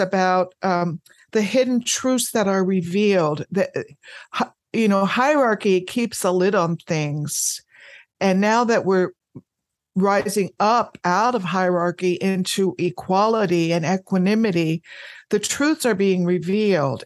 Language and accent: English; United States; I am an American. I live in the United States